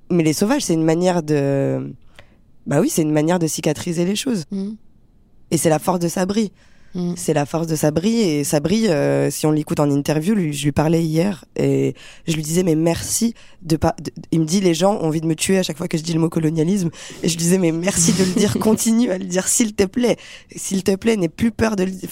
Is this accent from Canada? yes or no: no; France; also born or lived in Algeria; Moi, j'ai grandi en France.